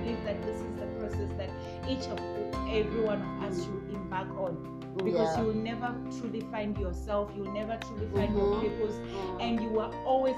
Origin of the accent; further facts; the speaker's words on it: Limpopo, South Africa; I mean, I come from Limpopo, the other one in KwaZulu-Natal